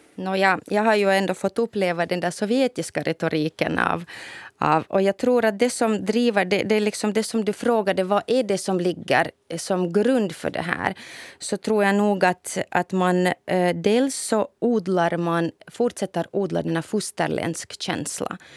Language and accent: Swedish; Novosibirsk, Novosibirsk Oblast, Russia; moved away; i min hemstad säkert i Novosibirsk